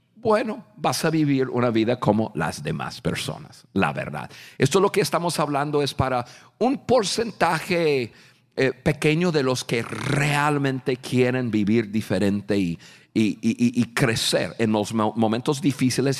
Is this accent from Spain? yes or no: no; United States; Spanish is a second language; yo soy un norteamericano